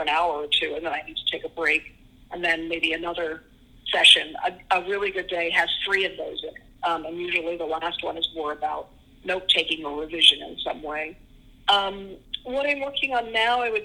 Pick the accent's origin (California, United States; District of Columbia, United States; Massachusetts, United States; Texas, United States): District of Columbia, United States; Washington; moved away; I grew up in Washington, D.C.